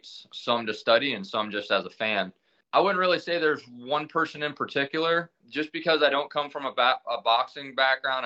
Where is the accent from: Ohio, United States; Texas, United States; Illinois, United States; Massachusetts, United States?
Ohio, United States; Millersburg; I moved back to my hometown, and I went to open up a barber shop